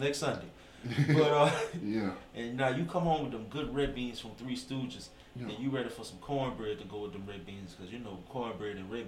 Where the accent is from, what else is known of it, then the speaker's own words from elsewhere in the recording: Gonzales, Louisiana, United States; also born or lived in Kenner / New Orleans; I'm from Gonzales